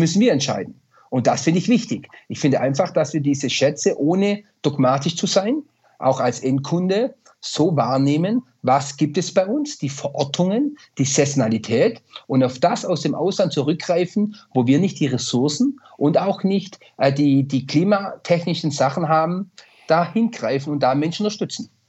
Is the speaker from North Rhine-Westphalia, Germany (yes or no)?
no; Swabia, Baden-Württemberg, Germany; mein Buch Echt Schwäbisch raus, die Hommage an meine Heimat